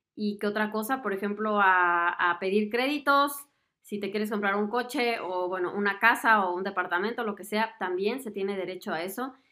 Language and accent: Spanish; Mexico; moved away as an adult; now in Germany; como yo, que soy de México